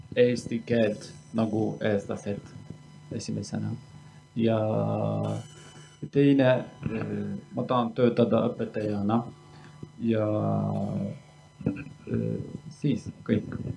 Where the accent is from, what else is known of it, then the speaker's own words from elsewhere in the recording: Turkey; Estonian is a second language; moved away as an adult; now in Estonia; ma olen pärit Türgist, aga mina olen kurt